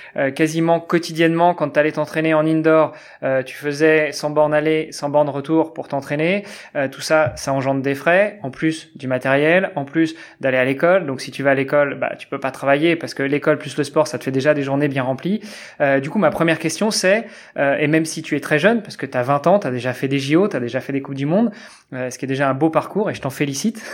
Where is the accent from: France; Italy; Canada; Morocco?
France; moved away as an adult; now in Luxembourg; je suis français. Ça fait qu'une dizaine d'années que je suis au Luxembourg